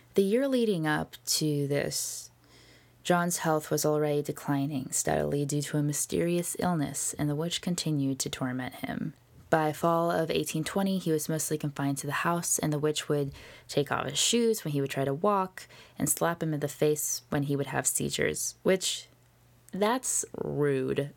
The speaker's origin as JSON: {"language": "English", "area": "Orange County", "region": "California", "country": "United States", "said": "I'm from Orange County"}